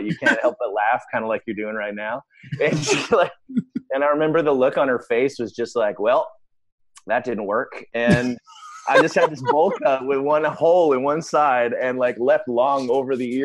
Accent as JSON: {"language": "English", "town": "Victoria", "region": "British Columbia", "country": "Canada", "tie": "born or raised there", "said": "It's called Victoria, British Columbia. It's in the extreme west coast of Canada. It is the most beautiful part of Canada. It's an amazing place to grow up"}